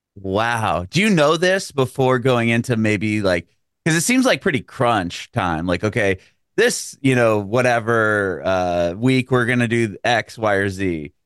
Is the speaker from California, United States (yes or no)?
yes; San Diego, California, United States; moved away as an adult; now in Nashville, United States; San Diego